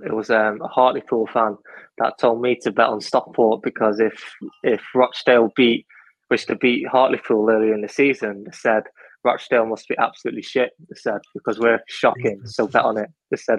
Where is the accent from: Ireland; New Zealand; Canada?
Ireland; Connacht; So, like, when I grew up in Ireland, our local club was Sligo Rovers.